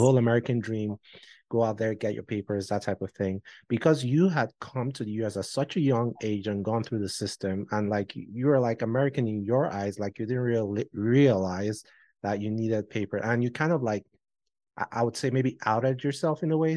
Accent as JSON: {"language": "English", "country": "Nigeria", "moved": "as an adult", "said": "my nigerian passport"}